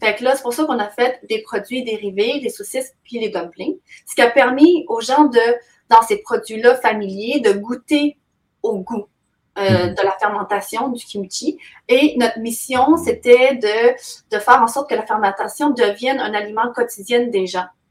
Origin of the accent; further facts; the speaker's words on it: Quebec, Canada; also born or lived in China / Montreal, Canada; je suis d'origine chinoise, mais j'ai été adoptée par des parents québécois euh, vers l'âge de 5 ans